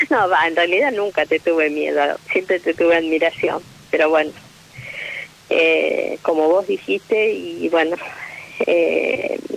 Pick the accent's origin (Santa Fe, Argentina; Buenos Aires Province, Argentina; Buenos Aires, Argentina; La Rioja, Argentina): Santa Fe, Argentina; Rosario; De Rosario.